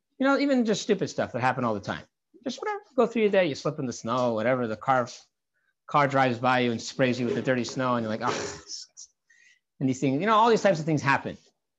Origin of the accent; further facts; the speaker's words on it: Santa Barbara, California, United States; when I was a 14-year-old kid I grew up on Shlichus in Santa Barbara, California.